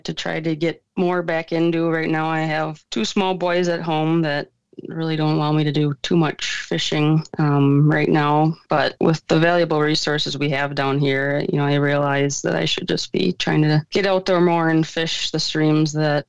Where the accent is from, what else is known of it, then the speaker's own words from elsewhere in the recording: Oakdale, Minnesota, United States; also born or lived in St. Paul, Minnesota; now in Lanesboro, United States; I'm originally from Oakdale, Minnesota, but I currently live now down in southeast in Lanesboro, Minnesota